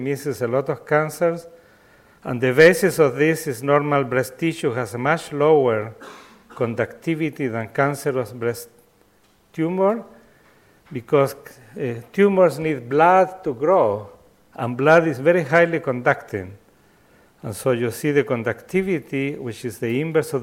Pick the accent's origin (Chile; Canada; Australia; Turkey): Chile; I come from Chile